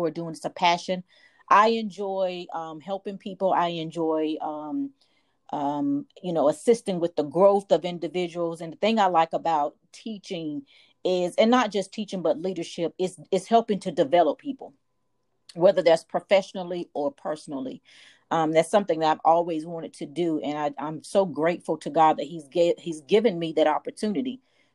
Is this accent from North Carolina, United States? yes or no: yes; Warsaw, North Carolina, United States; moved away as an adult; also born or lived in Texas; I am from North Carolina, from a small town. Small town, Warsaw. Lived in Warsaw all my life